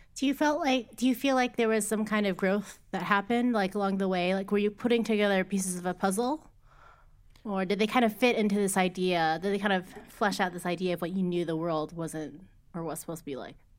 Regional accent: Cleveland, Ohio, United States; moved away; I grew up in the Cleveland area

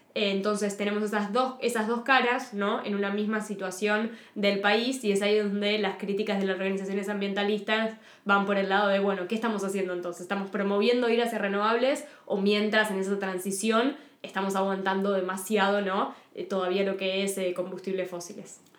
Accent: Argentina; soy periodista multimedia especializada en ambiente y cambio climático de Argentina

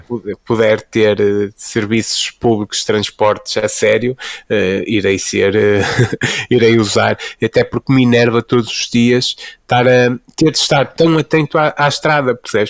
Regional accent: Fafe, Norte, Portugal; sou, sou de Faf, não é? Como até quem me ouvir a dizer quente e, e 80 saberá

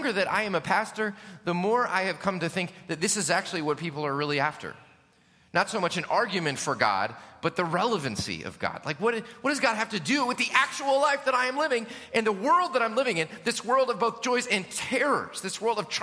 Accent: United States; especially as American Christians

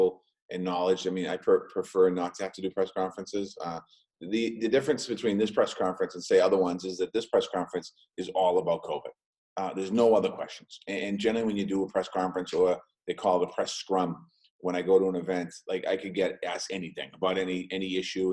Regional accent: Boston, Massachusetts, United States; I grew up in Dorchester, lifelong Dorchester resident

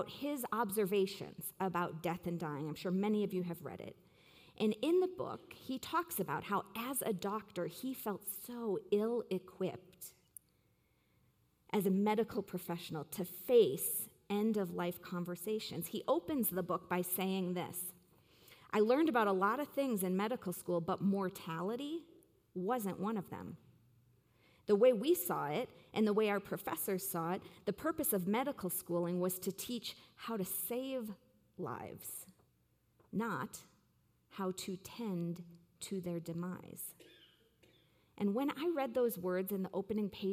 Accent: Waukesha, Wisconsin, United States; the Virginia Nursing Home in Waukesha, Wisconsin, my hometown.

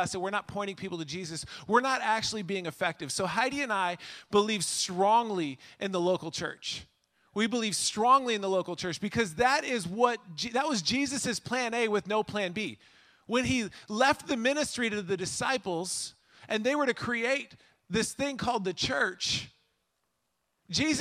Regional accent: Minnesota, United States; now in Illinois, United States; I grew up in Minnesota

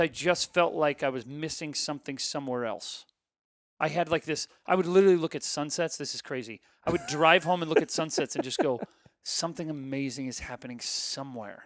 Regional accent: Ohio, United States; I grew up in Ohio

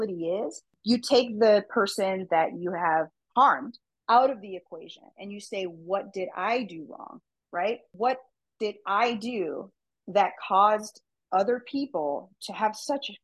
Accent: United States; I'm a American, Mexican-American

